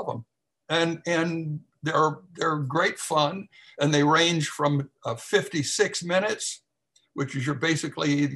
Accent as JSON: {"language": "English", "town": "Lexington", "region": "Kentucky", "country": "United States", "tie": "born or raised there", "said": "I'm born and raised in Kentucky, and lived all my life here"}